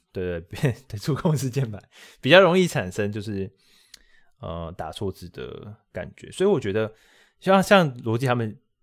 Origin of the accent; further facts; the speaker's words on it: Taiwan; 我们台湾人这个自我意识良好嘛